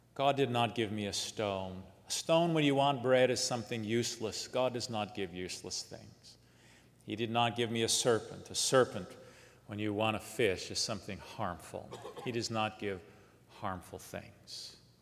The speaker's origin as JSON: {"language": "English", "region": "Southern California", "country": "United States", "tie": "born or raised there", "said": "in Southern California, where I grew up"}